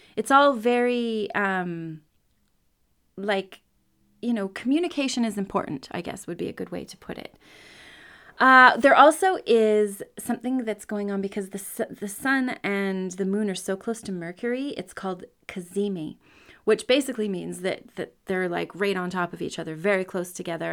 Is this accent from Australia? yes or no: no; Canada; I'm a Canadian. I grew up he, here